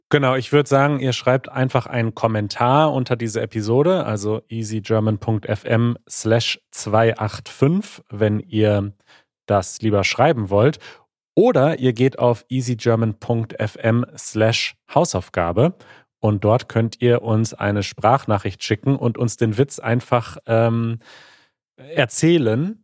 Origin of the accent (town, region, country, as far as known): Germany